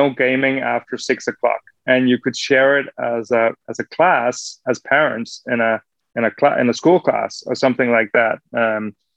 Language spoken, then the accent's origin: English; Denmark; growing up in Denmark, you know, you could buy, as a kid, you could buy alcohol anywhere